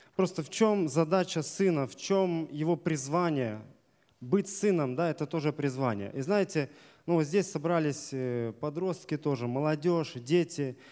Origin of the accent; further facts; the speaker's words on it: Desnogorsk, Smolensk Oblast, Russia; Я из Десногорска